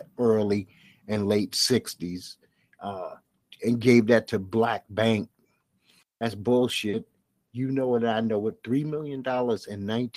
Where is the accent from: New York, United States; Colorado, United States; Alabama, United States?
New York, United States; I'm from New York.